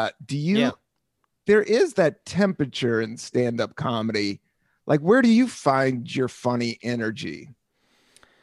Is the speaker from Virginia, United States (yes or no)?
yes; Buena Vista, Virginia, United States; moved away; also born or lived in Washington, D.C. / San Francisco; I was born in Washington, D.C. And I moved to Buena Vista, Virginia in 3. So I was about 9 or 10.